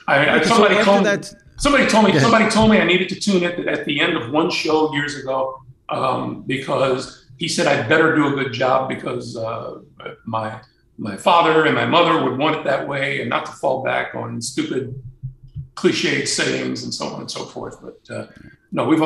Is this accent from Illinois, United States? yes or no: yes; Chicago, Illinois, United States; also born or lived in New Orleans, Louisiana; now in Fort Lauderdale, United States; I was born in New Orleans, hot as hell. I grew up in Chicago, cold as hell